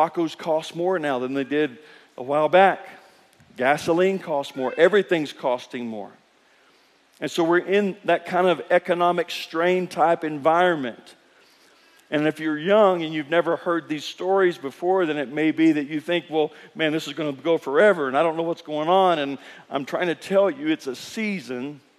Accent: Kentucky, United States; I grew up in Kentucky

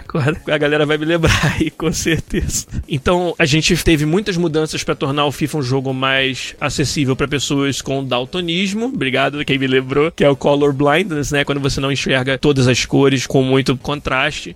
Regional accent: Brazil; eu sou brasileiro

